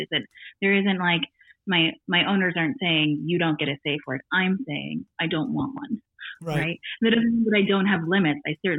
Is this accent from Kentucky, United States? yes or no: no; Northern Maine, United States; I grew up in Northern Maine where there's not a lot to do but read.